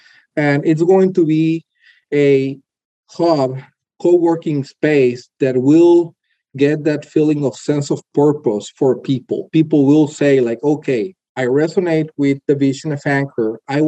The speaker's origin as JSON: {"language": "English", "region": "Texas", "country": "United States", "tie": "born there", "said": "So my case was very particular because I was born in Texas, actually, spent most of my life traveling around the world doing consulting for different companies"}